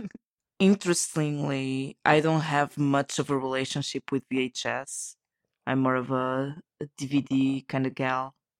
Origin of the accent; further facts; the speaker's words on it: Portugal; from Portugal